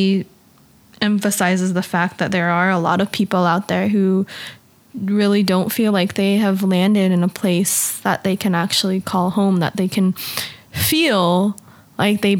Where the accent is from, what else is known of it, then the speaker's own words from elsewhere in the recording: United States; now in Japan; being Chinese American in a little tiny border town bordering Mexico